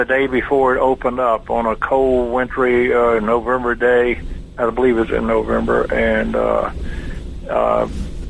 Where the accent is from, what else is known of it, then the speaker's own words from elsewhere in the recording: Camilla, Georgia, United States; moved away; I grew up down in Camillo, Georgia, and went to Georgia Tech.